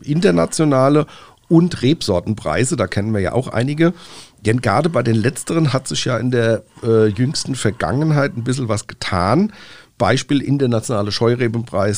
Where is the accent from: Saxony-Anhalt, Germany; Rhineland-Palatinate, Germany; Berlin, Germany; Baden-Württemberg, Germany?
Rhineland-Palatinate, Germany; Bei uns in Rheinland-Pfalz